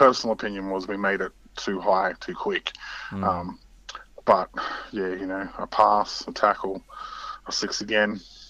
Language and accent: English; Queanbeyan, New South Wales, Australia; So I was born in 81, so the year before they came around. And I was born in Queanbeyan, so I'm local.